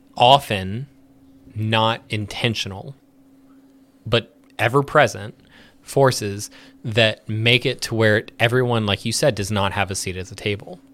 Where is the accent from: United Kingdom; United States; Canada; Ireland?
United States; We were born here